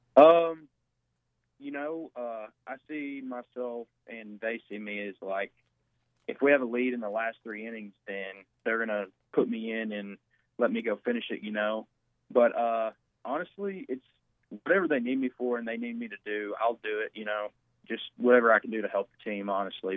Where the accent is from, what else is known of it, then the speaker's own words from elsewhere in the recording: Batesville, Arkansas, United States; growing up in Batesville, it was probably one of the best things for me